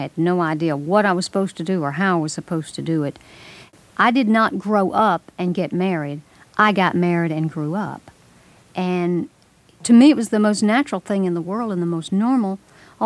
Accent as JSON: {"language": "English", "town": "Memphis", "region": "Tennessee", "country": "United States", "tie": "born or raised there", "said": "I grew up in Memphis, Tennessee, the suburbs of a city"}